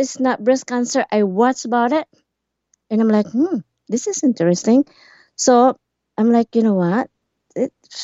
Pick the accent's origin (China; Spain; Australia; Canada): Canada; Alberta; moved away as an adult; now in Campbell River, Canada; I'm from Alberta, and then we moved here in 2014